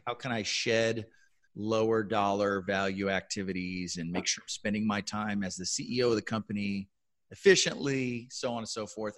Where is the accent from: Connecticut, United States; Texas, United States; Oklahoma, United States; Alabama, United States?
Texas, United States; San Antonio; I was working for a very large tech employer in my hometown here in San Antonio